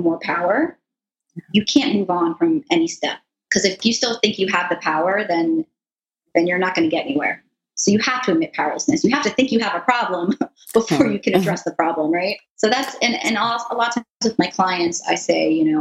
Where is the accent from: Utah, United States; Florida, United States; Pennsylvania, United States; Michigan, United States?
Florida, United States; South; I grew up here in South Florida